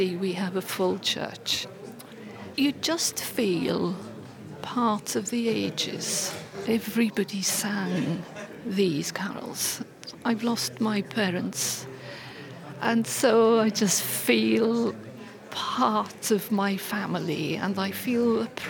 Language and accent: English; Anglesey, Wales, United Kingdom; moved away as an adult; also born or lived in Aberystwyth; I was growing up in Anglesey